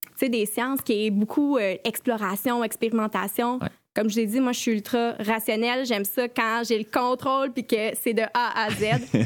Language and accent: French; Collège Saint-Sacrement, Quebec, Canada; also born or lived in Sherbrooke, Canada; je suis une ancienne élève du Collège Saint-Sacrement.